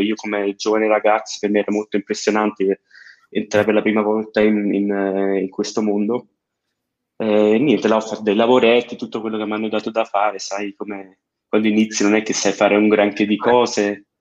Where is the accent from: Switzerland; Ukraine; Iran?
Switzerland; io sono nato e cresciuto in Svizzera, però uh-huh. sono italiano in uh, tutti i sensi del, eh, del modo, eh, genitori italiani e tutto, però nato e cresciuto in Svizzera.